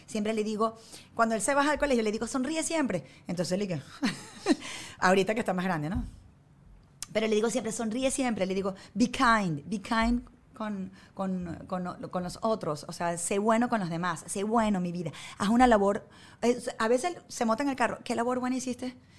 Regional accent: Venezuela; moved away as an adult; now in United States; crecimos nosotros en Venezuela

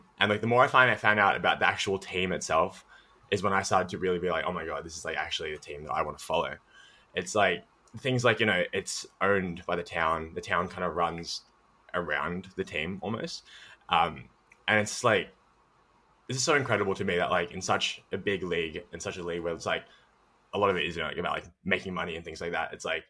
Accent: Melbourne, Victoria, Australia; I'm from Melbourne, Australia. Currently, I live in St. Kilda, which is basically like along the beach.

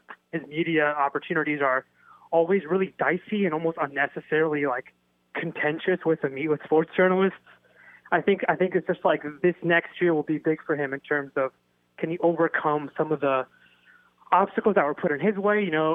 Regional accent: Ohio, United States; now in Los Angeles, United States; So I'm from Ohio originally. I just moved from L.A. to L.A. a couple days ago.

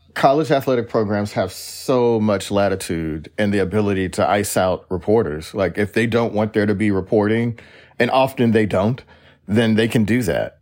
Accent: United States; as an American sports fan

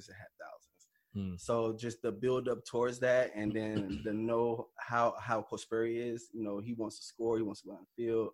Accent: Columbia, South Carolina, United States; me being a hometown guy, I'm a mama's boy, so I'm definitely going to want to stay home

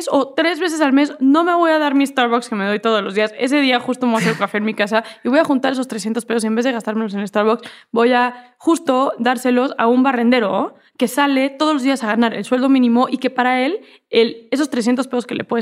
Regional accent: Mexico; Y soy mexicana y eso es lo que soy

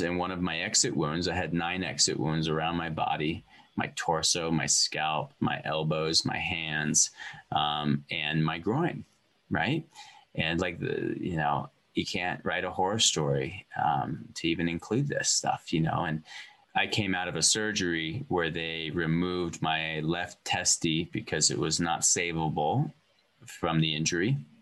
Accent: Montana, United States; moved away; also born or lived in California; I feel like I am Montana made

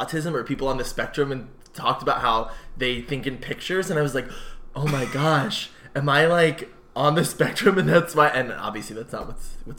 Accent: Northern Virginia, United States; I'm from Northern Virginia.

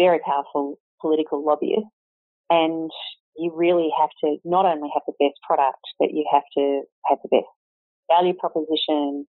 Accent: Canberra, Australian Capital Territory, Australia; also born or lived in Sydney / Hong Kong / Singapore; my husband and I were both born and bred in Canberra

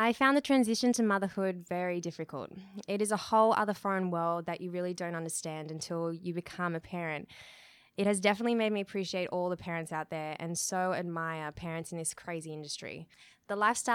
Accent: Australia; moved away as an adult; also born or lived in Los Angeles; I am an Australian who had been living in Los Angeles for 4 years with my lovely husband

